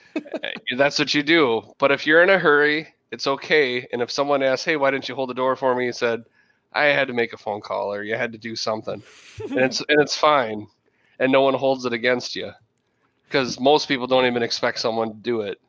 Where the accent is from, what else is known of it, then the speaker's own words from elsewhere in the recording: Minnesota, United States; also born or lived in South Central Wisconsin; now in Wisconsin, United States; I was born and raised in Minnesota